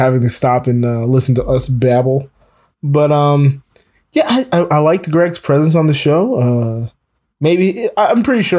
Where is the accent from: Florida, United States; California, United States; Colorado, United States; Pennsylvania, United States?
Florida, United States; South; now in Atlanta, United States; I'm from South Florida.